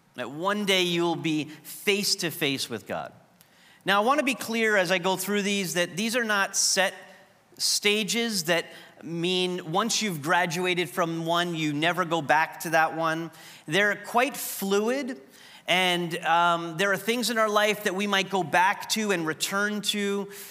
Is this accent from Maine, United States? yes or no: no; New York, United States; moved away as an adult; I was the fu-, first person at Trinity from New York.